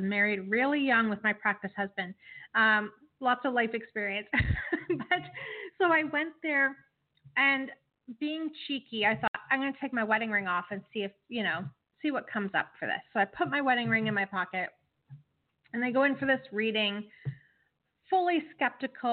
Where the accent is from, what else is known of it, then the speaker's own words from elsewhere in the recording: Canada; as a Canadian